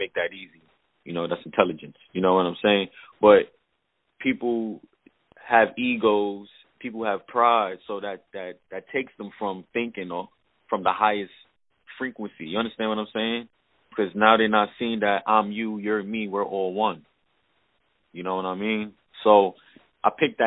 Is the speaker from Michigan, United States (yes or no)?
no; New York City, New York, United States; also born or lived in Queensbridge, New York; now in Cape Coral, United States; I was born in Queensbridge, and then I moved to Brooklyn, Flatbush. I lived there for the rest of my time until I moved to Florida.